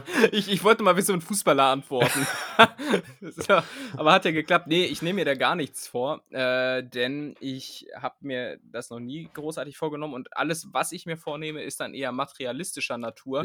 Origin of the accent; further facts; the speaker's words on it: Hameln, Lower Saxony, Germany; Ich komme aus, aus Hameln